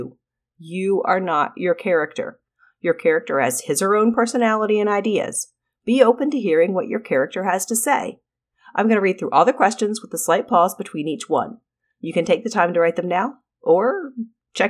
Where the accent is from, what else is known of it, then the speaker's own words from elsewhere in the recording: North Carolina, United States; also born or lived in Arizona; I was born in Arizona but grew up in North Carolina. I was two when we moved here